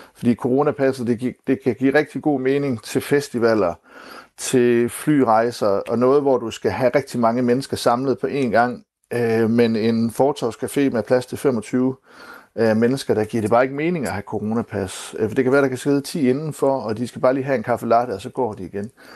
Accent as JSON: {"language": "Danish", "country": "Denmark", "said": "som danskere"}